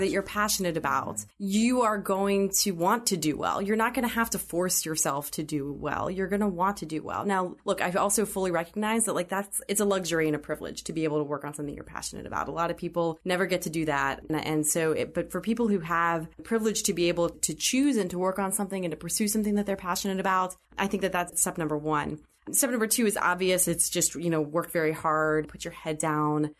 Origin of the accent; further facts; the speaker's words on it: Pittsburgh, Pennsylvania, United States; growing up in Pittsburgh was a really interesting experience